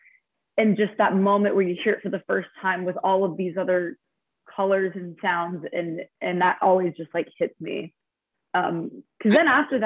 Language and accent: English; Albuquerque, New Mexico, United States; moved away; my hometown in Albuquerque